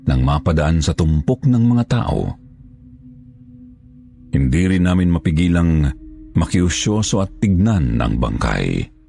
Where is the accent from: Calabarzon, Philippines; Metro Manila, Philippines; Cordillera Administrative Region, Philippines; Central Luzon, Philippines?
Central Luzon, Philippines; now in Palawan, Philippines; Tubong Pampanga, pero dito na nakatira ngayon sa Palawan.